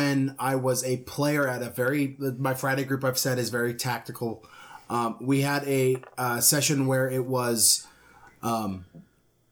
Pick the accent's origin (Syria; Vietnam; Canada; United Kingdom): Canada; I'm Canadian.